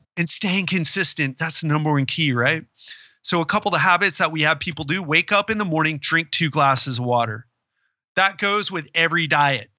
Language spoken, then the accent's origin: English; Florida, United States; I'm from Florida